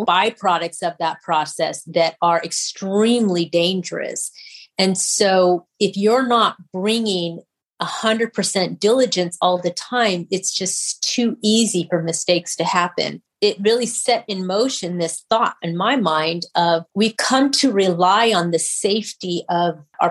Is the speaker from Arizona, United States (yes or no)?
yes; Kingman, Arizona, United States; moved away; I grew up in Kingman, Arizona